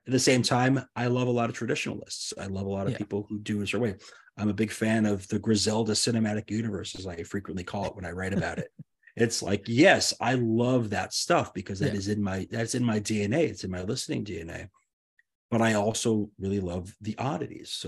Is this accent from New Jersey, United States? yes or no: no; New York, United States; I grew up in New York